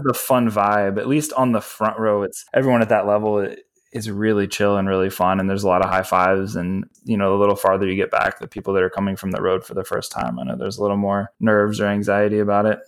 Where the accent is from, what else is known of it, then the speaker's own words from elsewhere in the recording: Virginia, United States; now in Los Angeles, United States; I grew up in Virginia